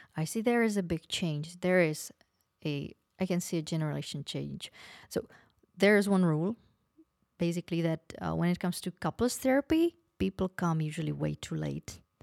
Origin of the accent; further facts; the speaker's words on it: Opava, Moravian-Silesian Region, Czechia; moved away; I was born in Opava, that is, uh, close to Poland, mm, borders with Poland, near Ostrava.